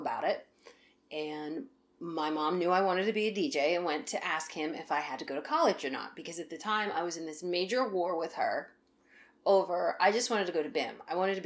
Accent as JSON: {"language": "English", "region": "Central Pennsylvania", "country": "United States", "tie": "born or raised there", "moved": "yes", "lives_now": "Baltimore, United States", "said": "growing up in Central PA, it's sort of out there"}